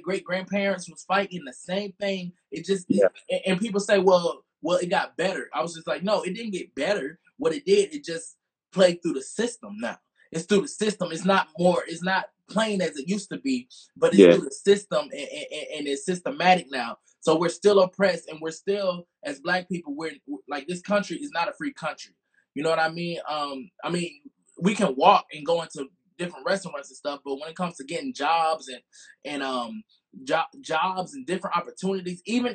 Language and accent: English; Montgomery, Alabama, United States; I'm from Montgomery, Alabama